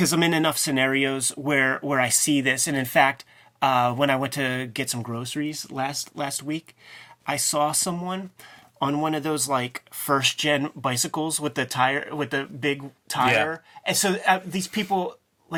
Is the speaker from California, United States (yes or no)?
yes; California, United States; I come from California